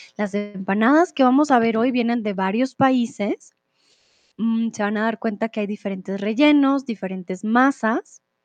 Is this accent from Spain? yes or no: no; Colombia; now in Mexico; soy de Colombia, ahora estoy en México